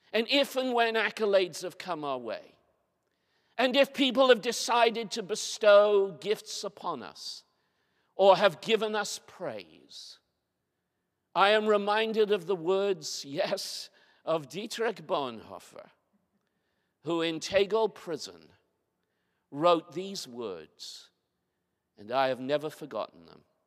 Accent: Bermuda; moved away; also born or lived in Haslingden, Lancashire, England; my church where I grew up in Bermuda

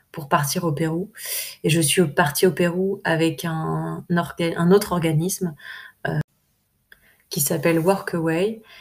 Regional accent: France; en tant que, en tant que française

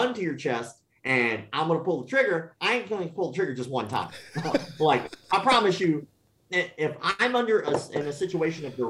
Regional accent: the South, United States; I grew up in the South

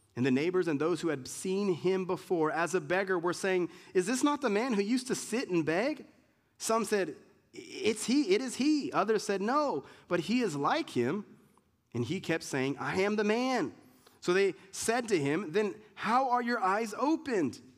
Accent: United States; being an American, Americans like, we don't have culture

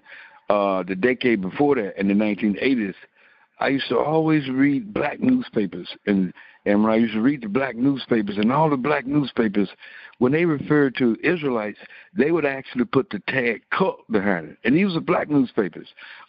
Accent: Memphis, Tennessee, United States; And I'm from Memphis, and you got Jerusalem on here.

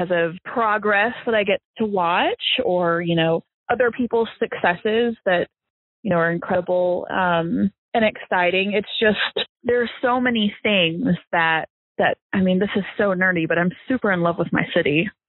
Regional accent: Fayetteville, Arkansas, United States; I am from Fayetteville, Arkansas. I have lived in my neighborhood since I was 7. I live one street over from my childhood home.

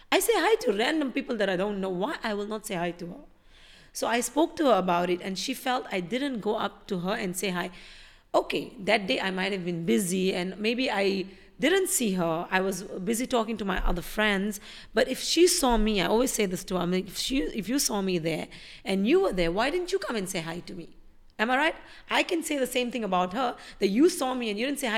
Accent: India; now in Dubai, United Arab Emirates; I'm an Indian living in Dubai

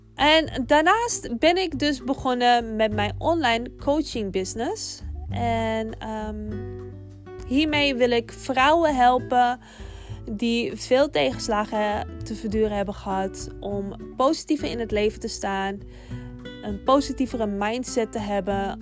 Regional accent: Amsterdam, North Holland, Netherlands; Ik woon al mijn hele leven in Amsterdam. Ik ben een geboren en getogen Amsterdamse. Wellicht dat je het ook wel een beetje kan horen

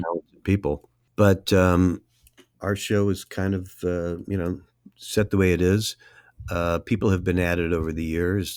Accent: Cincinnati, Ohio, United States; now in Los Angeles, United States; I'm from Cincinnati

